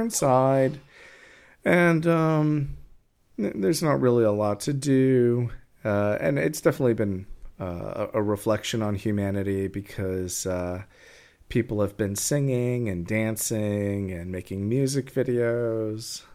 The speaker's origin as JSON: {"language": "English", "region": "New York", "country": "United States", "said": "I come from New York"}